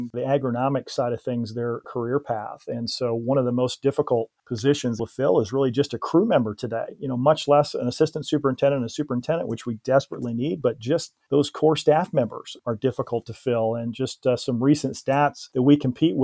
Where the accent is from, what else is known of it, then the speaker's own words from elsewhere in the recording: Indiana, United States; my home state of Indiana